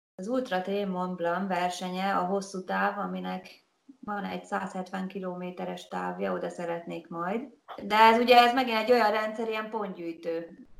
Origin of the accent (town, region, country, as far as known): Hungary